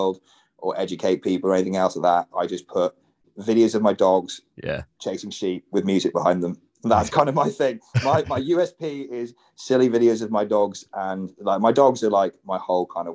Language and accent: English; United Kingdom; what we do as British people